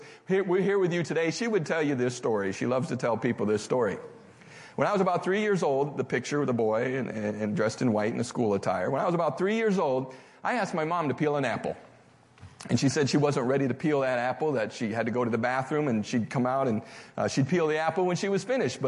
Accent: Bangor, Michigan, United States; I grew up in Bangor, Michigan

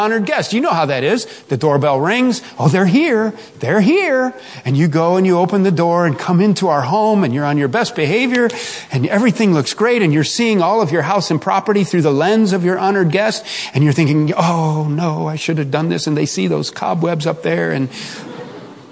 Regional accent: Chicago, Illinois, United States; I grew up in South Chicago

